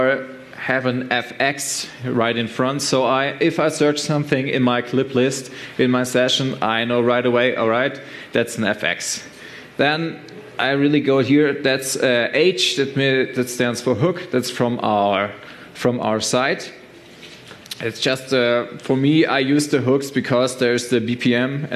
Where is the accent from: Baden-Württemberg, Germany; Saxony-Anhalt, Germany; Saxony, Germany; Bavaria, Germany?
Baden-Württemberg, Germany; Stuttgart; I'm from Germany, Stuttgart